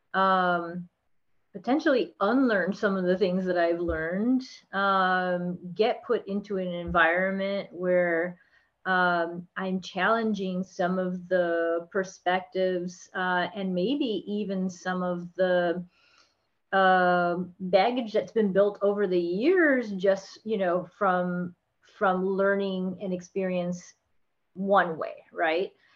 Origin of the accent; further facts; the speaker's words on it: South Florida, United States; also born or lived in Texas; now in Orlando, United States; I grew up in South Florida.